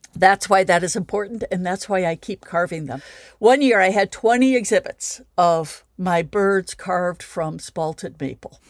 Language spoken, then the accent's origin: English; Midwest, United States; now in Chicago, United States; I'm speaking from as a Midwesterner